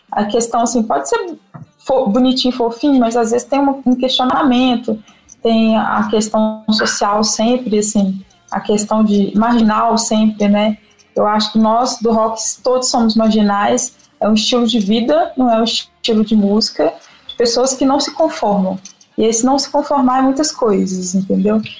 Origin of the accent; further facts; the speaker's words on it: Guanhães, Minas Gerais, Brazil; also born or lived in Belo Horizonte; eu cresci no interior de Minas, numa cidade que chama Guanhães, que eu considero assim. Eu nasci em Belo Horizonte, morei em várias cidades do, do interior de Minas, né?